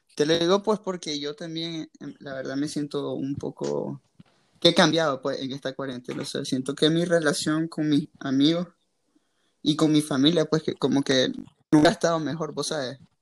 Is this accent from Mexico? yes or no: no; Nicaragua; soy de Nicaragua